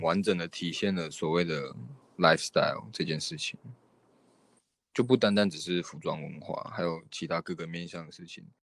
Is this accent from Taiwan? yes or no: yes; Taiwan; 对我们台湾人来说